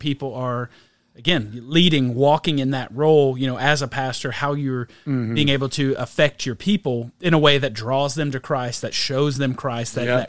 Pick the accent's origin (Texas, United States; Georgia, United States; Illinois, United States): Texas, United States; Whitehouse; also born or lived in Tyler, Texas; I've lived in this area my entire life. I was born here in Tyler, grew up in White House, lived down the road from Troop my entire life.